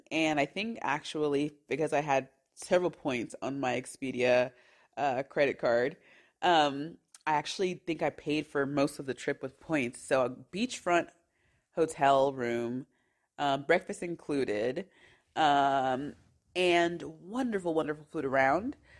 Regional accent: San Bernardino, California, United States; moved away as an adult; now in Switzerland; I am from San Bernardino, California, which is 45 minutes from Anaheim, California

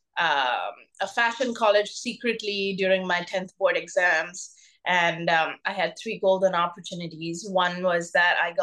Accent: Mumbai, Maharashtra, India; first language Bengali; English is a second language; I grew up in Mumbai, India

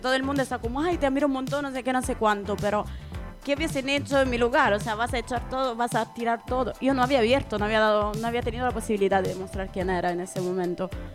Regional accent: Italy; now in Spain; en mi pueblo en Italia

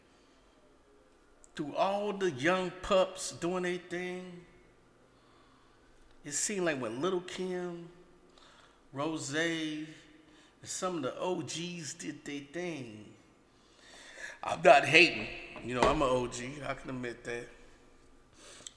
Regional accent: the Bay Area, California, United States; I'm from the Bay

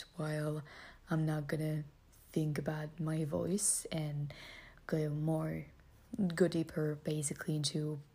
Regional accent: France; English is a second language; I'm French

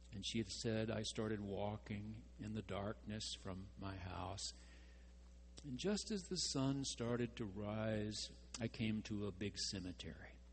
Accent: near Henderson, East Texas, United States; There was no midnight mass in my hometown. There weren't enough Roman Catholics to have a priest.

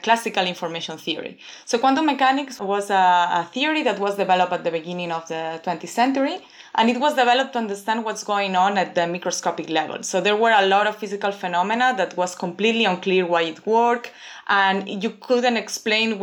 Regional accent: Barcelona, Catalonia, Spain; moved away as an adult; now in Toronto, Canada; I'm from Barcelona, from Spain, and I study physics there

